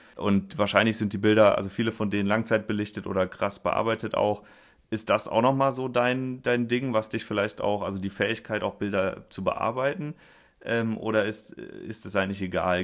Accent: Linz am Rhein, Rhineland-Palatinate, Germany; moved away; Ich sitze in Linz am Rhein in einem Weinkeller und äh, treffe hier in meiner alten Heimat

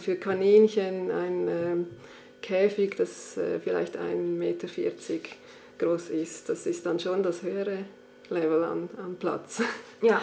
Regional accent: Switzerland; bei uns in der Schweiz

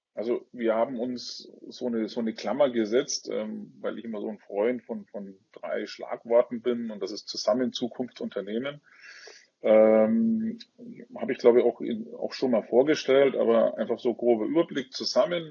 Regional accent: Franconia, Bavaria, Germany; accent: Franconian; komme aus äh, einem schönen Frankenland, wie man vielleicht auch das ein oder andere Mal an meinem Dialekt hört, ähm, aus Bayern

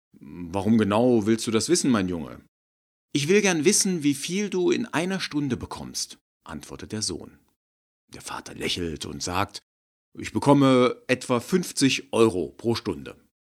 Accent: Germany; wir Deutschen

